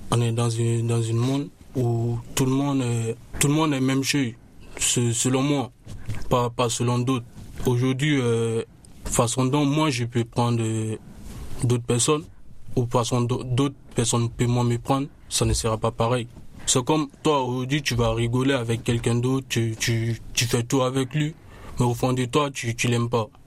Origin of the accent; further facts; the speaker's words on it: Côte d’Ivoire; Je viens de, la Côte d'Ivoire.